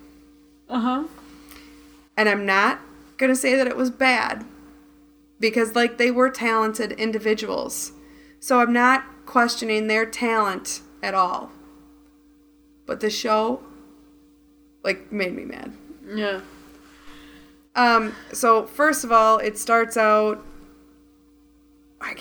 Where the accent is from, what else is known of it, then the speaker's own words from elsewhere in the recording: Midwest, United States; we're from the Midwest.